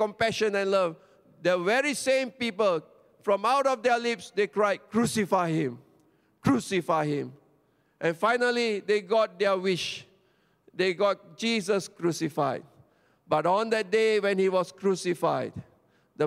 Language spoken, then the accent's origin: English; Petaling Jaya, Selangor, Malaysia; I come from Petaling Jaya, SS2.